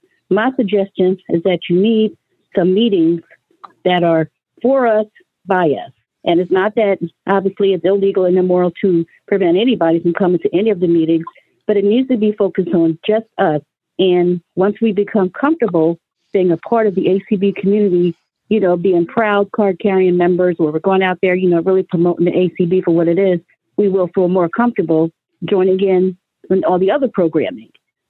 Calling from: Philadelphia, Pennsylvania, United States; in Philadelphia.

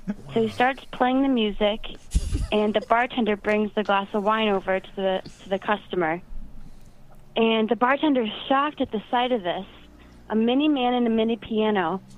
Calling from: Rhinebeck, New York, United States; Hello, it's Cameron from Rhinebeck, New York.

